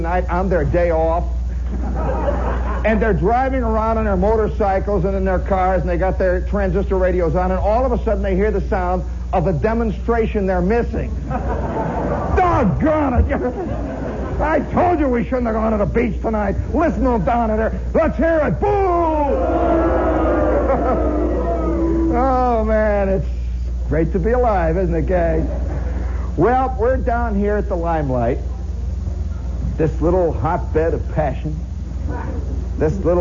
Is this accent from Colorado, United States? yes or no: no; Indiana, United States; I'm from Indiana